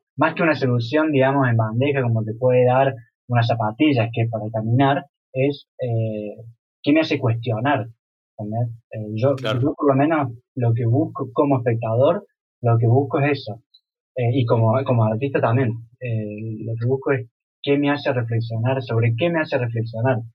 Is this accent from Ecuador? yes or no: no; Córdoba, Argentina; now in Europe; yo me siento que vengo de, una ciudad como Córdoba